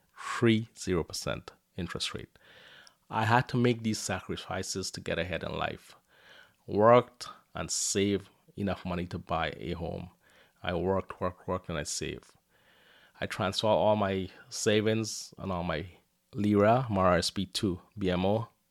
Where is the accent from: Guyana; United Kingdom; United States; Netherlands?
Guyana; now in Windsor, Canada; I was born in Guyana, South America, and life was tough for me and my family.